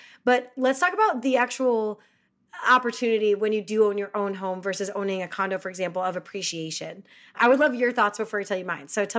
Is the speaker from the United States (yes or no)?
yes; Chicago, Illinois, United States; moved away; I'm from Chicago